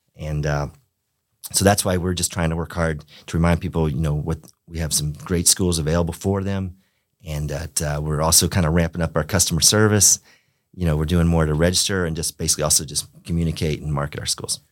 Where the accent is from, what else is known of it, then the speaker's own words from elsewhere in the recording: Pompano Beach, Florida, United States; I grew up in Pompano Beach, Florida